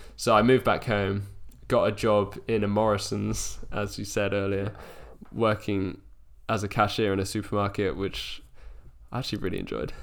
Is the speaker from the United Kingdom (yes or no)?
yes; Wiltshire, South West England, United Kingdom; born or raised there; moved away as an adult; now in London, United Kingdom